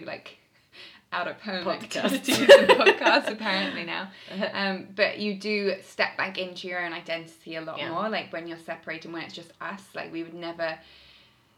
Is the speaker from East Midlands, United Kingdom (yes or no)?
no; London, United Kingdom; moved away as an adult; now in Italy; I'd say I'm a Londoner, but I'm living in Italy.